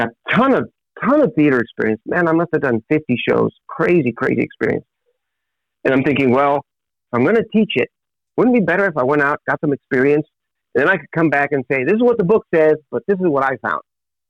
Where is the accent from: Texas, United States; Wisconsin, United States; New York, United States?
Texas, United States; Edcouch; also born or lived in Elsa; I was born in South Texas, a little town called Ed Couch. Live right next door in a little town called Elsa, 10 miles north of the border